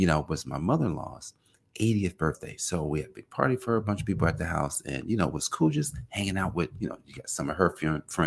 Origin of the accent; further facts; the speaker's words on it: Newark, New Jersey, United States; now in Indian Head, United States; I'm from Newark, New Jersey